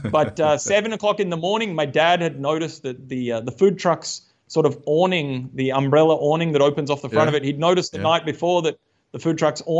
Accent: Australia; moved away as an adult; also born or lived in Tasmania; now in Uttarakhand, India; growing up in Australia

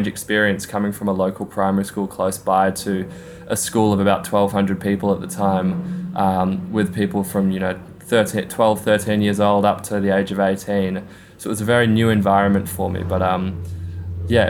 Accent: Melbourne, Victoria, Australia; moved away as an adult; after I finished school, I sort of moved around a fair bit. So I haven't actually been back in Melbourne for sort of long periods of time for a while

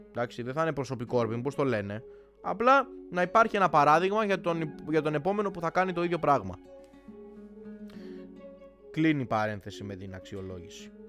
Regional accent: Greece; Δηλαδή 27 Οκτώβρη δεν είμαστε Έλληνες και έχουμε έξω τη, ε, ξέρω εγώ, τη σημαία της Αργεντινής γιατί είναι μόδα.

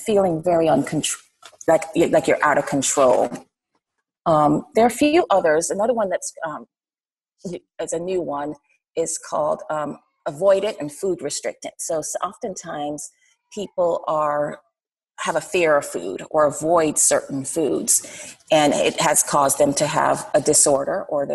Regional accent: Jamaica; now in Atlanta, United States; So I'm from Jamaica

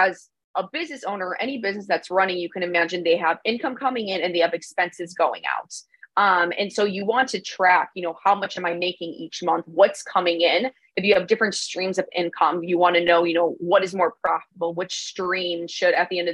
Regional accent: Chicago, Illinois, United States; moved away as an adult; I'm originally from Chicago

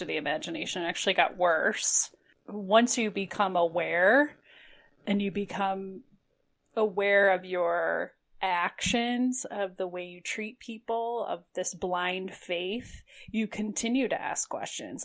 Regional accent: Toledo, Ohio, United States; now in Cleveland, United States; I grew up in Toledo

